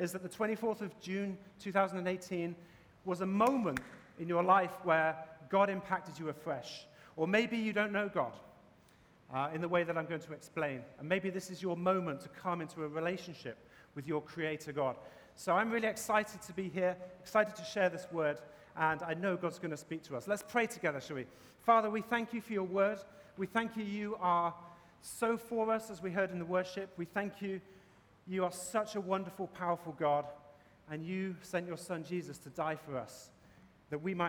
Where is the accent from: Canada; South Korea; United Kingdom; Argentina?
United Kingdom; England; now in Boston, United States; As you can probably tell from my accent, I'm from England